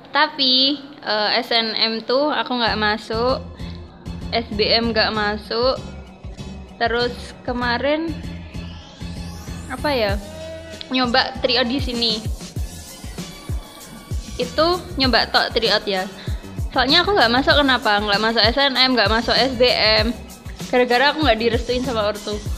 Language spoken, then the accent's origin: Indonesian; Tuban, East Java, Indonesia; asalku tuh dari Tuban Tuban Kota Wali Kota Sunan